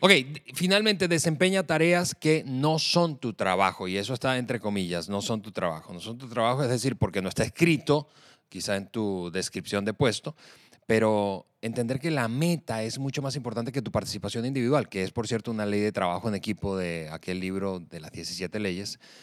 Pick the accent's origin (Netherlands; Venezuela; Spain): Venezuela; moved away as an adult; now in Mexico; llegamos eh, eh, a, México, de nuestro país de origen, de Venezuela